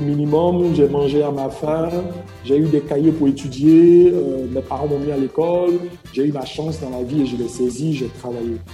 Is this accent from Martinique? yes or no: no; Côte d’Ivoire; je suis ivoirien et je vis en Côte d'Ivoire